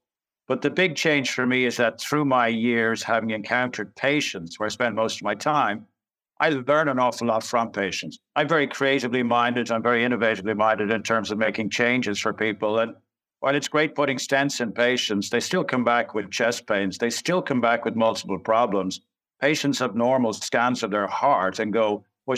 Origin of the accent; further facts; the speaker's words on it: Dublin, Leinster, Ireland; I grew up in Glamorgan in Dublin